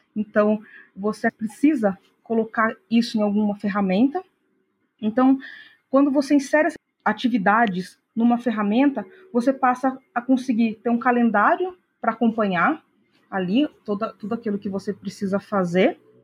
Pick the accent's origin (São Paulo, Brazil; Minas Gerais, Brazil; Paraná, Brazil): São Paulo, Brazil; Piracicaba; moved away as an adult; now in Americana, Brazil; Eu sou do interior de São Paulo, nasci na cidade de Piracicaba, mas há algum tempo já que eu moro em Americana